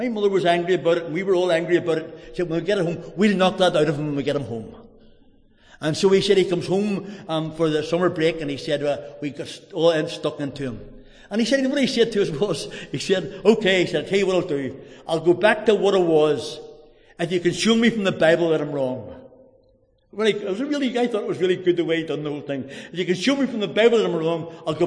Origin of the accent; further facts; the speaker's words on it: Drogheda, Leinster, Ireland; I'm from Drogheda.